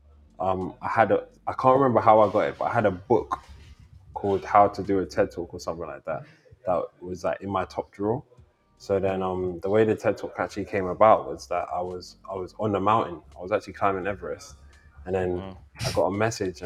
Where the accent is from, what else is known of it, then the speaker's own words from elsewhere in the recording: London, United Kingdom; I'm from London